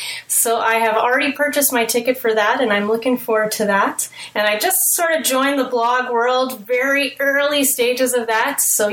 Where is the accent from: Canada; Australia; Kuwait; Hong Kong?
Canada; Manitoba; Also, like I said, I'm from Manitoba, Canada.